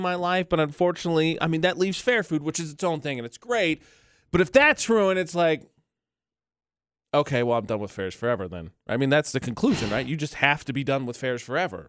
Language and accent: English; Lafayette, Indiana, United States; born or raised there; moved away